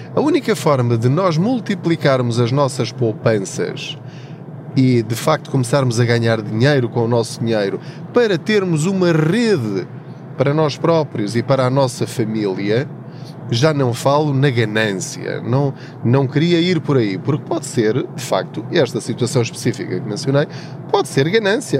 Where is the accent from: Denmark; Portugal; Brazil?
Portugal; Covilhã, Centro; moved away as an adult; now in Lisbon, Portugal; eu sou da Covilhã, da zona da Covilhã, de uma aldeia chamada Paul, de uma terriola um bocadinho maior ao lado, uma vila chamada Tortuzendo.